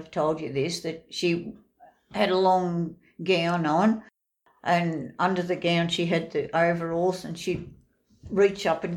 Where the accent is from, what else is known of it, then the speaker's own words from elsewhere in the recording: Trentham, Victoria, Australia; I was born in Trentham. Dr. Wiswold delivered me